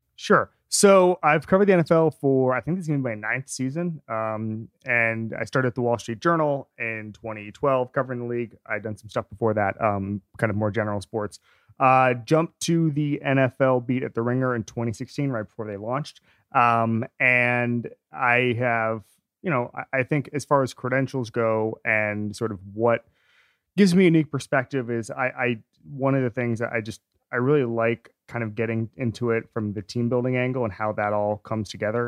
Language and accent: English; Orlando, Florida, United States; I'm from Orlando